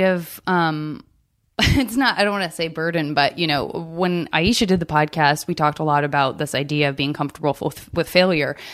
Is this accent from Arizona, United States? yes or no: yes; Arizona, United States; I'm from Arizona